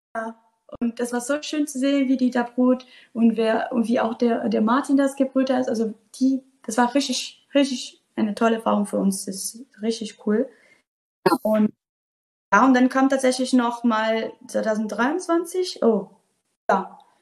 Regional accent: Brazil; German is a second language; moved away as an adult; now in Germany; ich komme aus Brasilien und mein Opa hat einen Farm

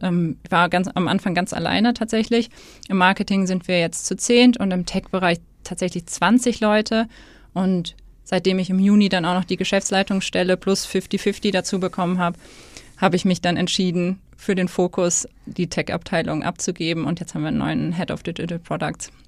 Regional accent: Hesse, Germany; moved away as an adult; also born or lived in Stuttgart; now in Hamburg, Germany; ich komme aus Hessen

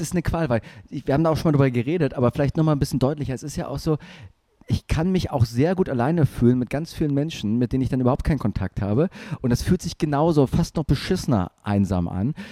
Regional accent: Germany; Deutschland ist manchmal doch gar nicht so schlecht. Wir sind so ein bisschen wie die Japaner

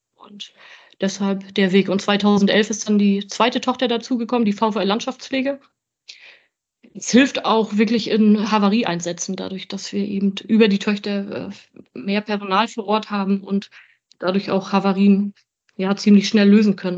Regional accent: Grevesmühlen, Mecklenburg-Vorpommern, Germany; ich komme von hier. Ich bin Luftlinie 250 Meter von hier geboren

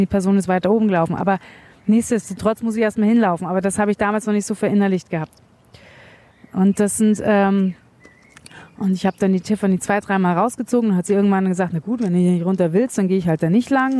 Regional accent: Munich, Bavaria, Germany; in der Großstadt, ich komme aus München

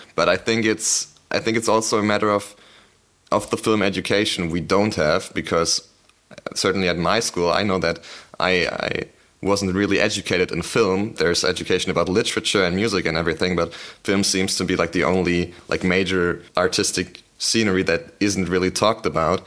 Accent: Berlin, Germany; I'm from Berlin

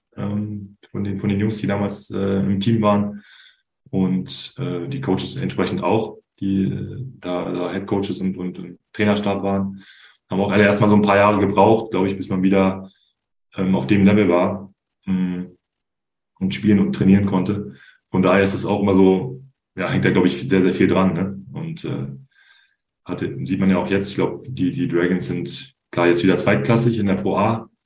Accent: Berlin, Germany; also born or lived in Trier / Bayreuth; now in Münster, Germany; gebürtig aus Berlin, bei, bei Alba meine ersten Profi-Basketball-Schritte

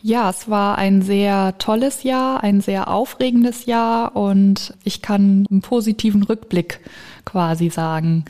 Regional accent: Diemelstadt, Hesse, Germany; Ich komme aus Diemelstadt Roden und wohne in Laubach

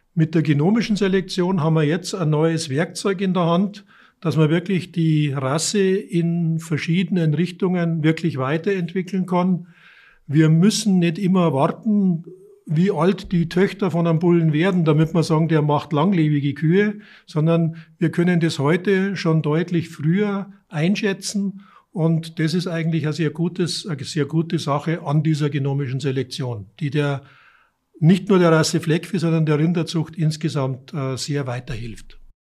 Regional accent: Munich area, Bavaria, Germany; moved away as an adult; now in Neustadt an der Aisch, Germany; ich komme aus der Münchner, aus dem Münchner Umland

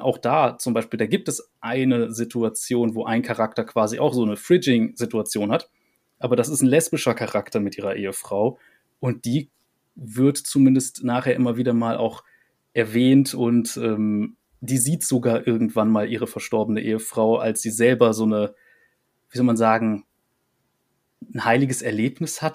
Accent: Rhineland, Germany; für mich als Rheinländer

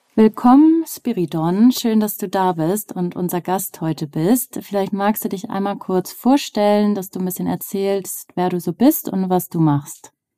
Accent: Northern Germany, Germany; Ich komme aus dem Norden

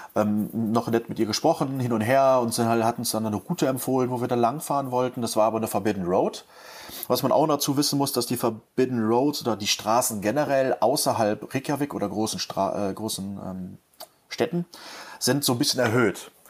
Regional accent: Cologne, North Rhine-Westphalia, Germany; Ich bin halt gebürtiger Kölner

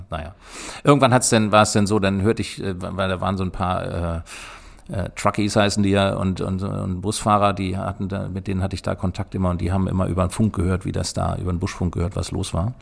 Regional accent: Gehrden, Lower Saxony, Germany; ich bin in Gerden geboren und bin hier groß geworden

